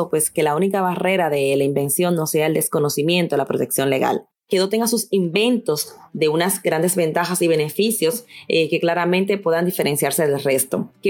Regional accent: Dominican Republic; moved away as an adult; also born or lived in England; now in Madrid, Spain; dominicana de origen y española por residencia. Llevo 13 años viviendo en Madrid, España. Tengo 36 años

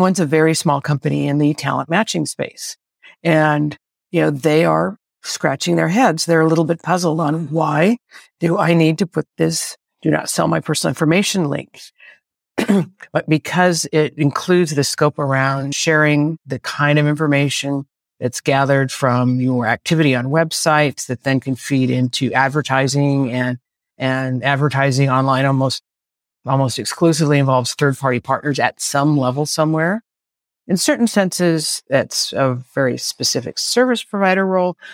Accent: Bay Area, California, United States; I'm a native Californian, born and raised in the Bay Area, still live here.

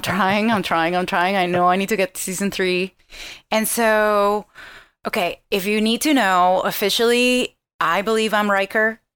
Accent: Venezuela; moved away; I am from Venezuela.

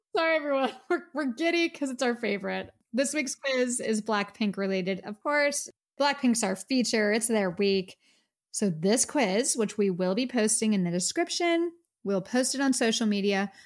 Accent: United States; we're from America

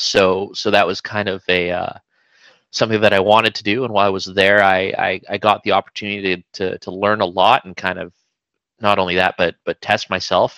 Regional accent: Vancouver, British Columbia, Canada; I'm uh I'm from Vancouver, BC, so I've I've been in the uh, the Lower Mainland all my life.

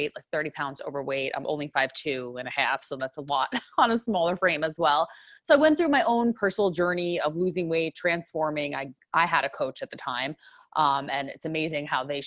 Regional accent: New York, United States; accent: New York; moved away as an adult; now in Southern California, United States; I'm originally from New York, so people might hear that accent

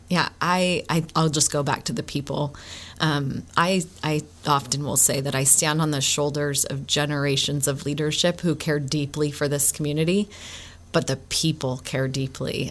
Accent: Oakland, California, United States; moved away as an adult; also born or lived in Provo, Utah; now in Gilbert, Arizona, United States; I grew up in the San Francisco Bay Area. I grew up in Oakland, California

